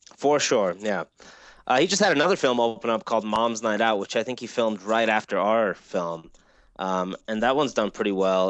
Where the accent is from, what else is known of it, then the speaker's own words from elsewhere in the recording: Iran; moved away; I grew up in Iran